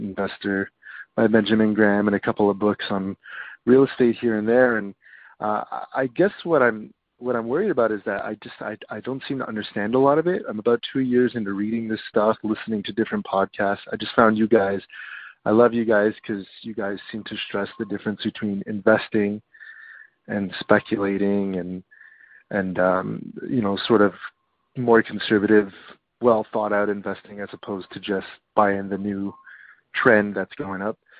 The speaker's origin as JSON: {"language": "English", "country": "Canada", "said": "I'm from Canada"}